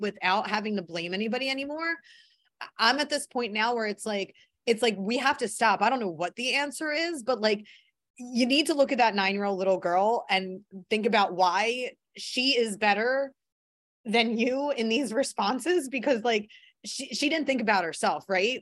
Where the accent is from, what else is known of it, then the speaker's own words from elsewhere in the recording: Philadelphia, Pennsylvania, United States; growing up in Philly.